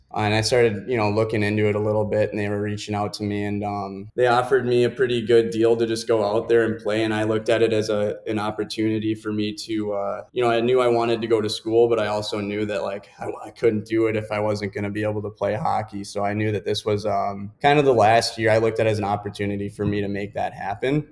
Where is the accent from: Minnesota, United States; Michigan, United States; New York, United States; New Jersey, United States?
Minnesota, United States; Richfield; moved away as an adult; also born or lived in Illinois; growing up in Richfield, Minnesota, and then I actually migrated over to Bloomington Jefferson just for hockey purposes.